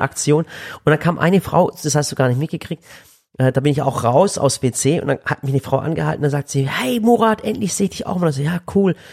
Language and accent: German; Waghäusel, Baden-Württemberg, Germany; wir kommen aus Waghäusel, Waghäusel ist nicht groß